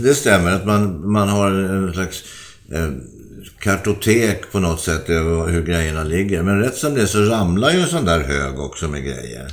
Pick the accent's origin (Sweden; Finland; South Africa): Sweden; Vi som svenskar